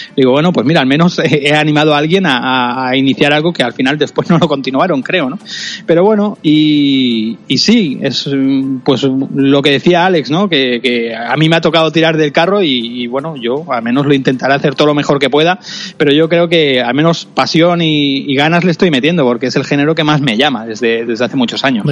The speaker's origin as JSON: {"language": "Spanish", "area": "Cerdanyola del Vallès", "region": "Catalonia", "country": "Spain", "tie": "born or raised there", "said": "yo aprendí en la radio de mi pueblo natal, en Sarañón del Vallés, en un pueblecito cercano a Barcelona"}